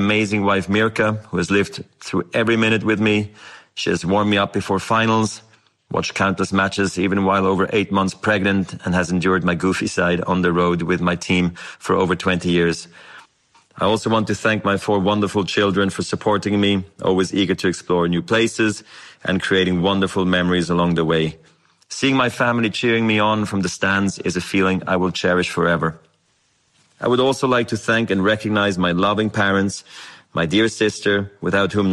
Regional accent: Basel, Basel-Stadt, Switzerland; I was a ball kid in my hometown of Basel.

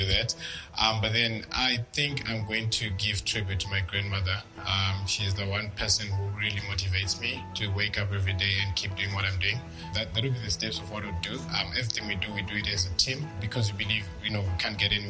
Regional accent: Zimbabwe; I'm from Zimbabwe, and I'm the CEO and co-founder of FarmHeart

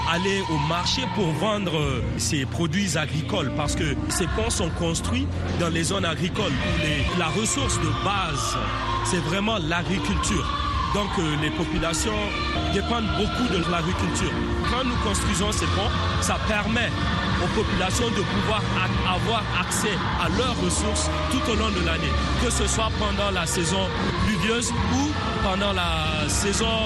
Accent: Niger; now in United States; Je me considère africain. Effectivement, je suis nigérien.

